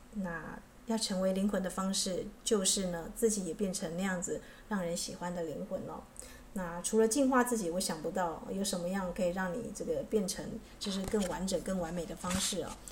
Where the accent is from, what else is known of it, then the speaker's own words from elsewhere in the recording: Taitung, Taitung County, Taiwan; moved away; 我的故乡在台东是这个荒山僻林的地方